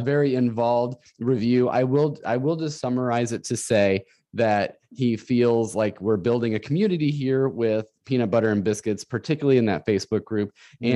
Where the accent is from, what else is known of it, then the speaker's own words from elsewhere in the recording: Northern Illinois, United States; moved away as an adult; now in Central Illinois, United States; I was from Northern Illinois uh, most of my life. I was born and raised there